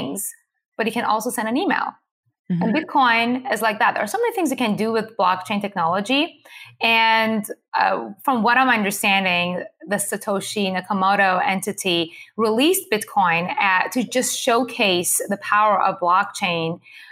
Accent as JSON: {"language": "English", "country": "Iran", "tie": "born or raised there", "moved": "yes", "said": "I was born and raised in Iran to a Jewish family"}